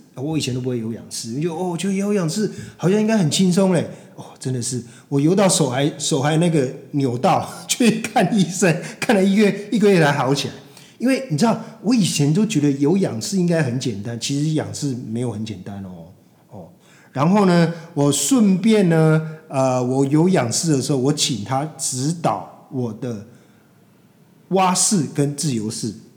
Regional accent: Taiwan; 我们这一代台湾的这个三四十岁的中年人

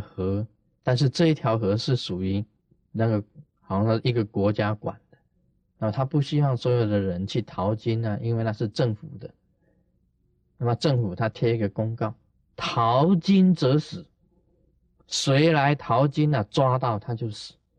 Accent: Taiwan; 我们台湾人讲的

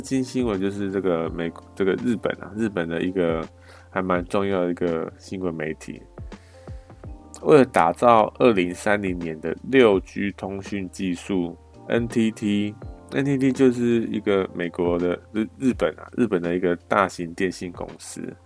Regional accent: Taiwan; 我们那个台湾

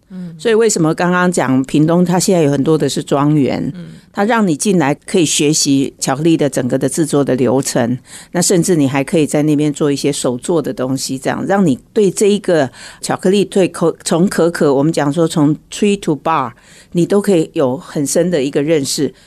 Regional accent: Taiwan; 我们台湾人

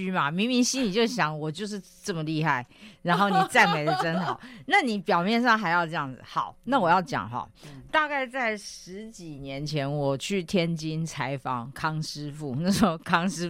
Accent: Taiwan; 然后我就跟他们用英文交谈了，没没有没有丢我们台湾人的脸啊

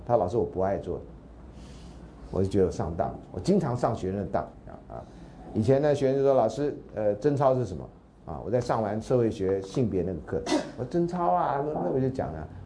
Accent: Taiwan; also born or lived in United States; 我们现在都是台湾人

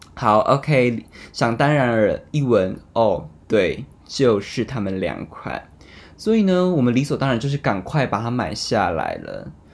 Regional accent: Taiwan; 我们台湾

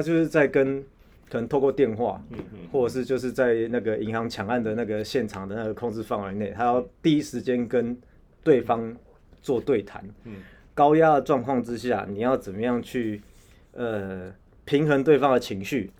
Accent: Taiwan; 我们台湾人一般人最常感同身受

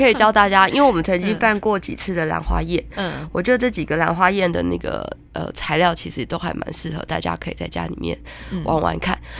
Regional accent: Taiwan; 我们台湾人不是只会种花

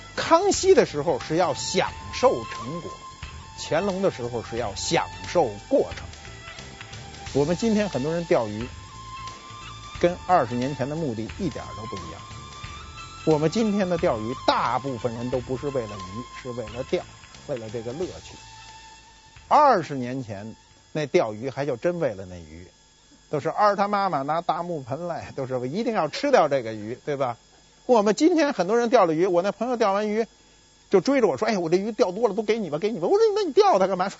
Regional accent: North China, China; 我是北方人，没见过南方有有这么一种工具。

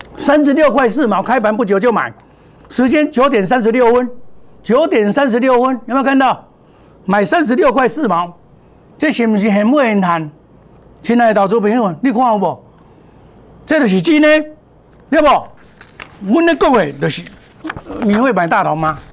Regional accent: Taiwan; 我们台湾话讲

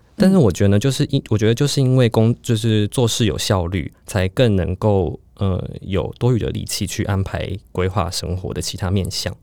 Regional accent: Taipei, Taiwan; 因为我是台北人嘛

